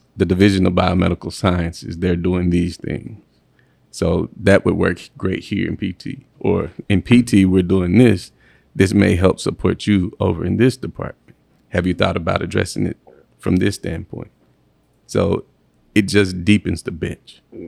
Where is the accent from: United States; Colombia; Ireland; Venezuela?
United States; Mississippi; moved away as an adult; also born or lived in Alabama / Nashville, Tennessee; now in St. Louis, United States; I'm from the deep south. I'm from Mississippi. Um, proud to be from Mississippi